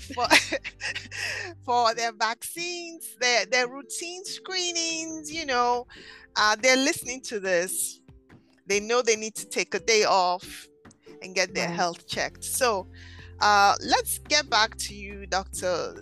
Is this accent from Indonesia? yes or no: no; Nigeria; now in Philadelphia, United States; I'm originally from Nigeria